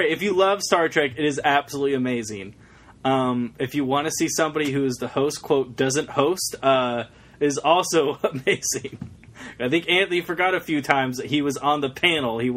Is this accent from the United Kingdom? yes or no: yes; United Kingdom; I'm from Britain, where you can find the real Boston, New York, and Newark.